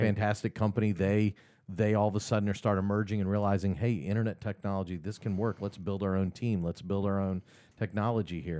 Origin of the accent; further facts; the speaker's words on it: Kansas City, Missouri, United States; now in Augusta, United States; I grew up in Kansas City